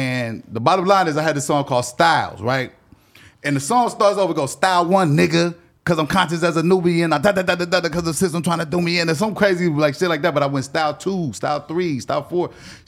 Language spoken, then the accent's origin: English; Columbus, Ohio, United States; moved away; also born or lived in California; we're from Columbus, Ohio, right?